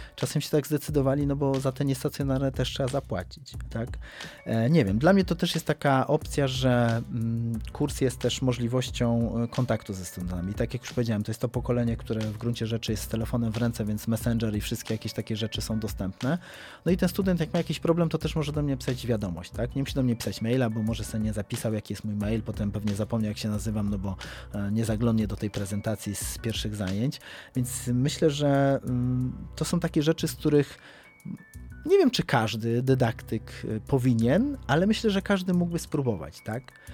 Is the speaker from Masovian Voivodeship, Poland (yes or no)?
no; Kraków, Lesser Poland, Poland; od urodzenia mieszkam w Krakowie